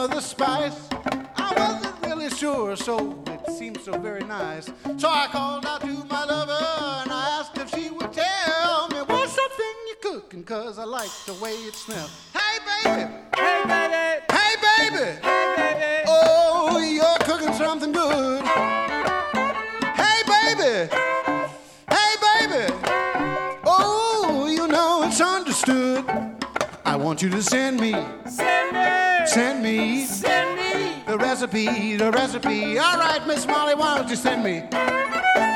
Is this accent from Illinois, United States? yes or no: yes; Chicago, Illinois, United States; moved away; also born or lived in Midwest; I'm originally from Chicago